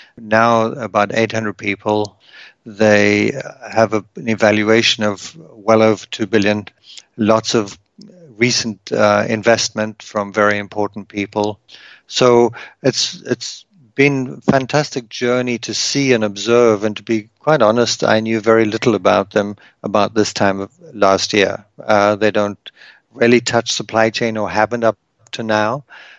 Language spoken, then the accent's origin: English; South Africa; moved away as an adult; now in Canada; My wife is from Germany. I'm originally from South Africa, and we met in the US.